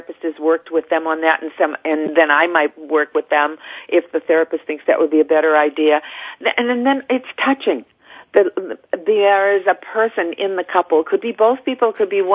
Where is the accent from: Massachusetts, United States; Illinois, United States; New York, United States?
Massachusetts, United States; Salem; I was raised in Salem, Massachusetts